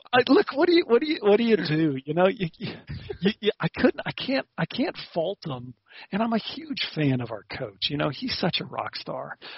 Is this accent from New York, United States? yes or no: no; Nashville, Tennessee, United States; moved away as an adult; also born or lived in South Africa; I grew up in in Tennessee